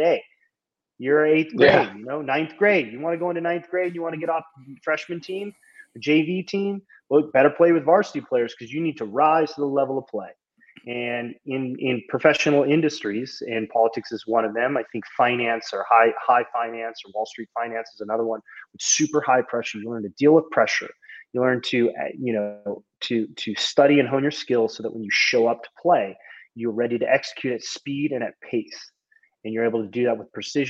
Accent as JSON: {"language": "English", "region": "Southern California", "country": "United States", "said": "I'm from Southern California"}